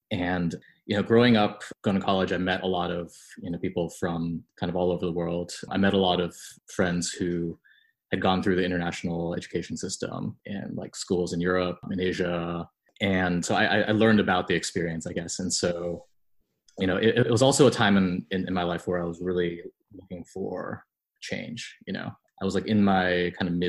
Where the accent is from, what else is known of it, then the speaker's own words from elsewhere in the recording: Amherst, Massachusetts, United States; moved away as an adult; also born or lived in New Delhi, India; now in Ho Chi Minh City, Vietnam; I grew up in Amherst, basically spent my entire life there up until pretty recently